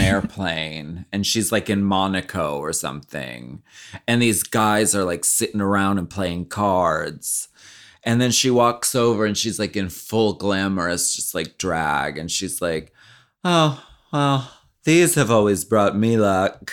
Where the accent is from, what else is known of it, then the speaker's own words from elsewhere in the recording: Pennsylvania, United States; moved away; I grew up in Pennsylvania